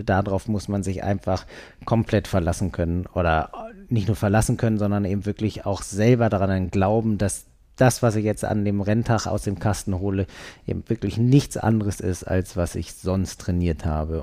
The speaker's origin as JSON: {"language": "German", "region": "Berlin", "country": "Germany", "moved": "yes", "lives_now": "Hamburg, Germany", "said": "ich komme aus Berlin"}